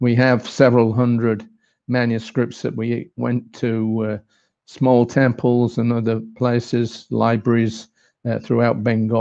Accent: England, United Kingdom; moved away as an adult; also born or lived in Australia; I was born and brought up in England, 1950

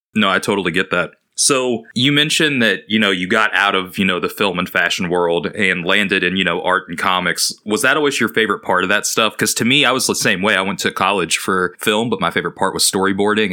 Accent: United States; Being an American

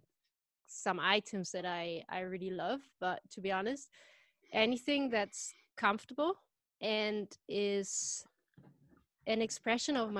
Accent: Germany; also born or lived in Baja California, Mexico; now in United Kingdom; I was born in Germany.

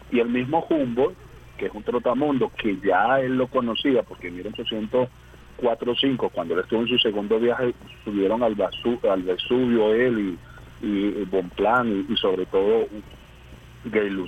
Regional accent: Colombia; sabiendo que soy colombiano, que mi identidad es colombiana

